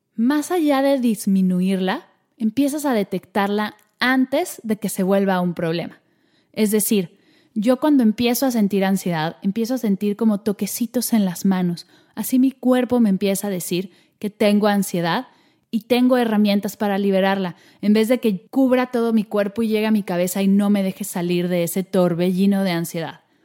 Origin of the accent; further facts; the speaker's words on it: Mexico; moved away as an adult; now in Barcelona, Spain; soy mexicana y nací en México, pero en este momento estoy viviendo en Barcelona